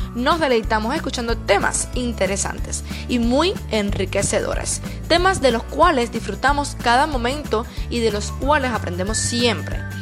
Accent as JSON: {"language": "Spanish", "country": "Cuba", "said": "Esa es una frase que decimos en mi país"}